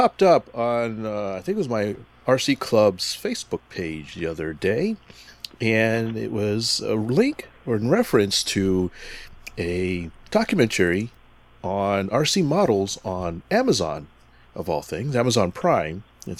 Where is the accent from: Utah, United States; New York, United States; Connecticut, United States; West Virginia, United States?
Connecticut, United States; moved away; also born or lived in East Hartford / New Britain; I actually grew up in Connecticut.